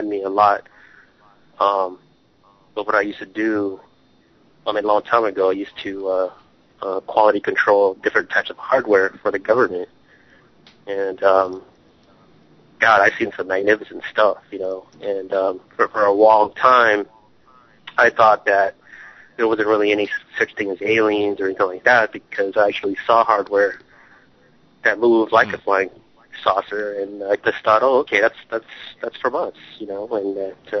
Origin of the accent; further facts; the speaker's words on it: Long Beach, California, United States; from Long Beach